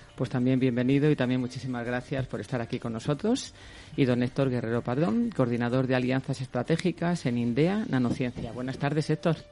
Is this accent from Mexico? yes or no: no; Madrid, Community of Madrid, Spain; yo me siento tan orgullosa, claro, como madrileña, de esta magnífica comunidad de Madrid